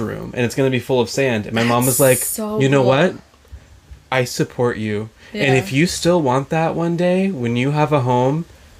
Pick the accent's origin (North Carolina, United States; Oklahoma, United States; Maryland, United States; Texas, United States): Texas, United States; Austin; now in Michigan, United States; I grew up on Lake Austin.